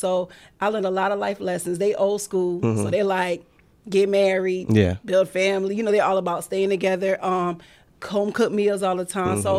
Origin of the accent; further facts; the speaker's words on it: Pawleys Island, South Carolina, United States; Originally, Pawleys Island, South Carolina.